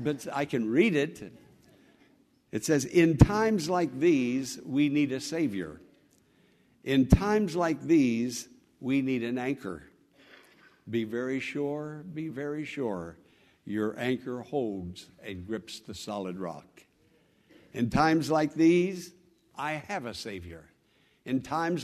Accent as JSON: {"language": "English", "country": "United States", "said": "I'm an American"}